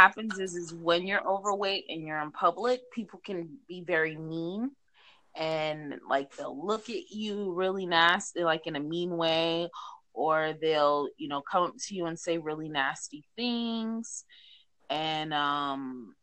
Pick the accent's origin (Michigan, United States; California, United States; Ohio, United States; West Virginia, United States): California, United States; Los Angeles; I'm from Los Angeles